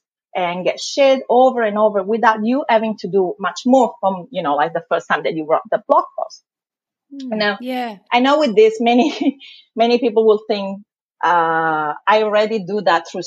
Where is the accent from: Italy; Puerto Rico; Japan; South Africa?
Italy; accent: thick Italian accent; moved away as an adult; also born or lived in London, United Kingdom; now in Melbourne, Australia; I'm from Italy originally.